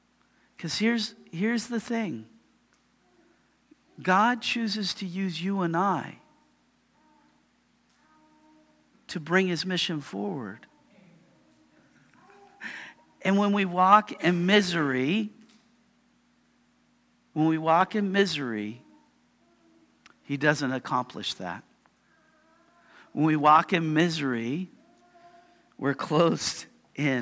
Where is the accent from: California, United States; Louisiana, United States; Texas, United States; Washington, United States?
Washington, United States; Yakima; I am a guy from Yakima